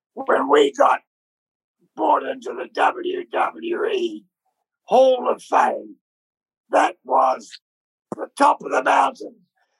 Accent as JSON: {"language": "English", "country": "New Zealand", "tie": "born or raised there", "moved": "as an adult", "said": "we're born from New Zealand"}